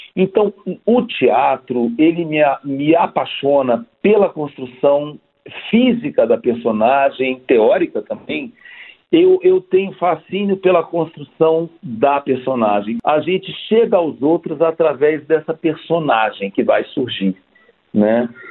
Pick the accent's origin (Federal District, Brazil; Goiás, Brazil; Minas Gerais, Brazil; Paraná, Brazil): Federal District, Brazil; Brasília; moved away as an adult; also born or lived in Rio de Janeiro; eu saí de Brasília né, para fazer essa faculdade